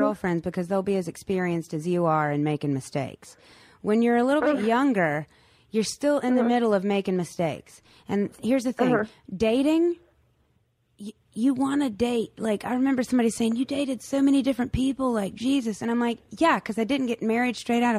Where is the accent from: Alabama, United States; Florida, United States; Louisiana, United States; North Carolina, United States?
North Carolina, United States; I'm come from North Carolina where basketball is a religion.